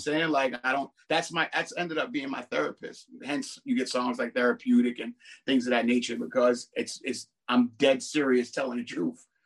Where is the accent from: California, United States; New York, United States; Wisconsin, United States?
New York, United States; New York City; I'm from Brooklyn